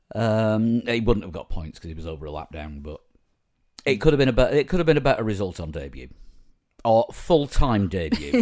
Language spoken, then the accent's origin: English; Yorkshire and the Humber, United Kingdom; as a Yorkshireman